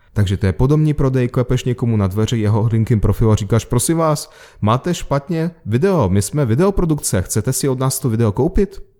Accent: Moscow, Russia; moved away; A já jsem se narodil v Moskvě

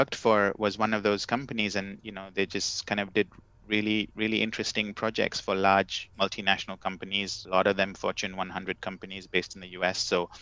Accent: Kerala, India; first language English; now in Amsterdam, Netherlands; both my wife and I, we speak Malayalam and we understand it, but we didn't sort of learn it in school the way we did English. And so in a way, our first language is actually English

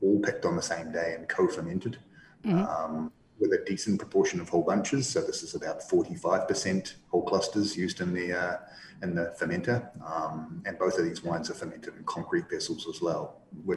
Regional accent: New Zealand; accent: New Zealand; moved away as an adult; also born or lived in Italy / France / Ontario, Canada; now in British Columbia, Canada; I moved here from New Zealand, my native New Zealand, in early 2014 to head up this project

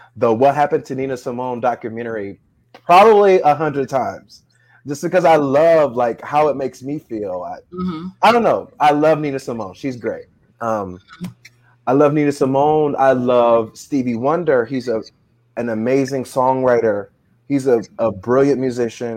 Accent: Dayton, Ohio, United States; moved away as an adult; now in Florida, United States; When I first moved to Florida, I'm originally from Ohio, Dayton, Ohio

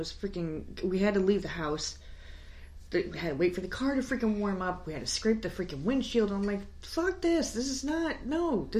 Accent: New York, United States; now in South Carolina, United States; We're from New York.

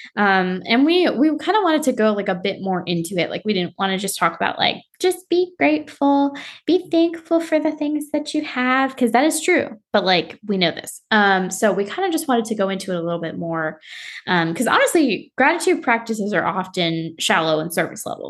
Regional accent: South Florida, United States; I grew up in South Florida, so we were, like, by Miami

